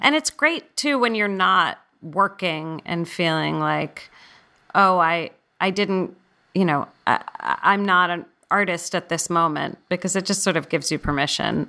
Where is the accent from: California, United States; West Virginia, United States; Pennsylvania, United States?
California, United States; San Francisco; I grew up in San Francisco